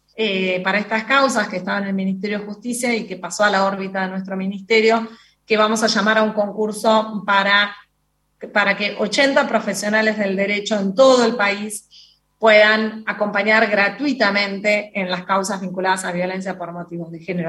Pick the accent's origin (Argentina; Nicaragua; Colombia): Argentina; como argentina